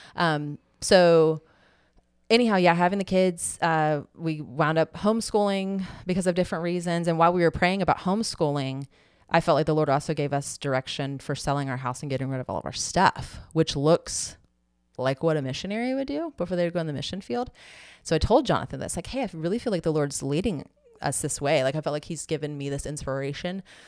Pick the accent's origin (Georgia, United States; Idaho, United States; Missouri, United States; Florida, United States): Florida, United States; Tallahassee; we're both from Tallahassee